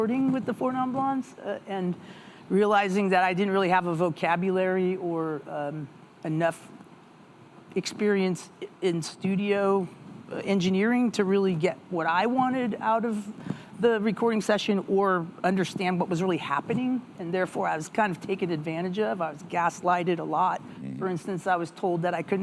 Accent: United States; being an American

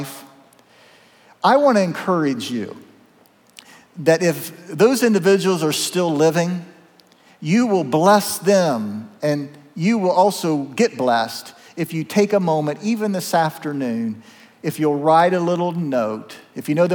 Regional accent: Zanesville, Ohio, United States; my hometown of Zanesville

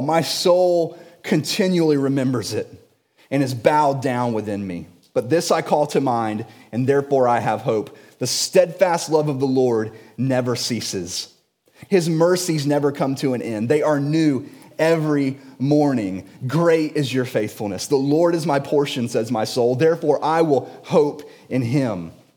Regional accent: Jacksonville, Florida, United States; I was born and raised in Jacksonville.

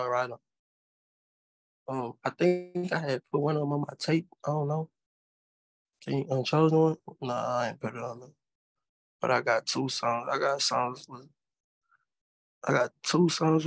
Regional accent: Natchez, Mississippi, United States; now in Houston, United States; I'm from Natchez, bro. From Natchez, Mississippi

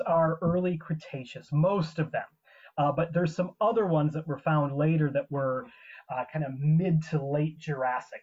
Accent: Ottawa, Illinois, United States; I had great science teachers growing up in Wallace Grade School in Ottawa, Illinois, where I'm from

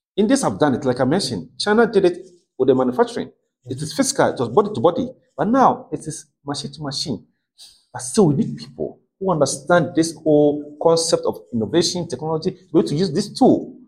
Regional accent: Ghana; I'm a Ghanaian. I'm born as a Ghanaian blood Ghanaian

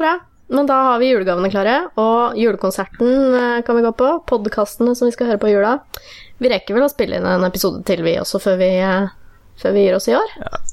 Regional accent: Fredrikstad, Østfold, Norway; min hjemby Fredrikstad

